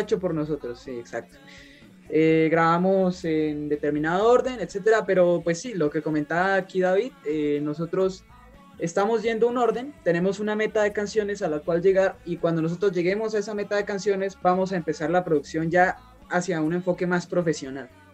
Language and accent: Spanish; Sogamoso, Boyacá, Colombia; nosotros somos de Colombia. Eh, nos encontramos en un departamento que es, eh, se llama Boyacá y nuestra ciudad o nuestro pueblo se llama Sogamoso